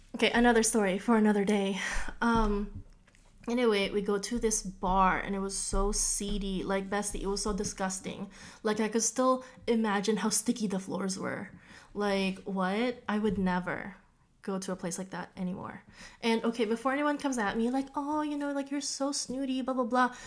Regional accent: Orange County, California, United States; I'm from Orange County

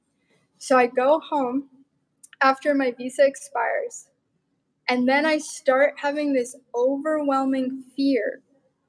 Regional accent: Montana, United States; I'm from Montana

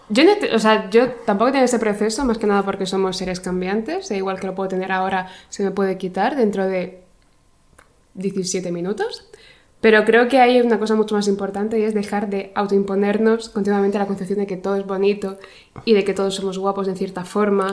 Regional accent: Region of Murcia, Spain; vengo de Murcia, que es básicamente el infierno en la tierra

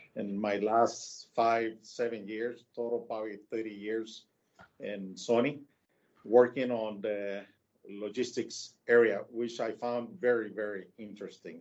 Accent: Tijuana, Baja California, Mexico; moved away; also born or lived in United States; I'm a uh, Mexico native. I'm from Tijuana.

